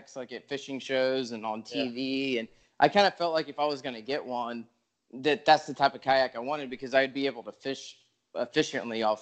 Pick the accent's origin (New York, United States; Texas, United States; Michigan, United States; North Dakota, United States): Texas, United States; Texas coast, United States; I'm from Texas, you know, kind of lived all over. I grew up down on the coast